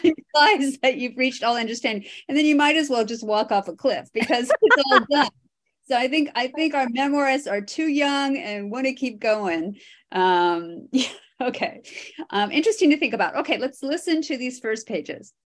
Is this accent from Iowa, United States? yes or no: yes; Iowa, United States; I grew up in Iowa, which is considered the drive-through state.